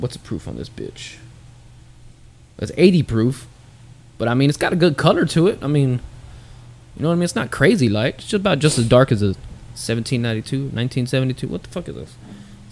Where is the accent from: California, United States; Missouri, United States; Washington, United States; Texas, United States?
Texas, United States; as a Texan